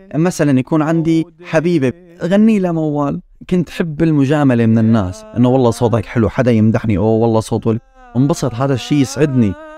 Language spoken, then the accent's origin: Arabic; Nawa, Daraa Governorate, Syria; moved away as an adult; also born or lived in Kuwait / Damascus / Lebanon; now in London, United Kingdom; نحن اصلنا من درعا ضيعه اسمها ضيعه نوى